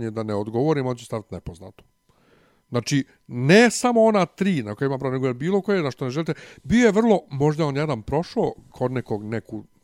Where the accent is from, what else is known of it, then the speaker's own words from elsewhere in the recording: Serbia; accent: Ekavian; ja sam na popisu rekao, ja sam srbin, ovaj srpski jezik pravoslavac